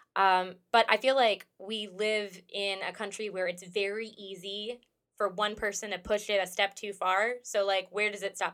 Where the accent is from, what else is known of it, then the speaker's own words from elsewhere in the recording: United States; I'm an American and I've lived here my whole life